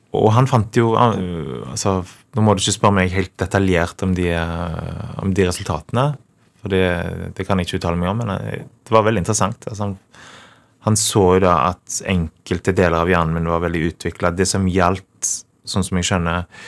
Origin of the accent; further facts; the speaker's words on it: Karmøy, Rogaland, Norway; jeg er fra Karmøy